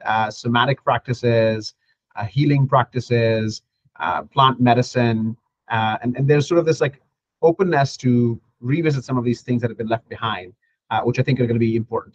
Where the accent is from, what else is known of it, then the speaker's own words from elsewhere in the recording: Pakistan; moved away; my home country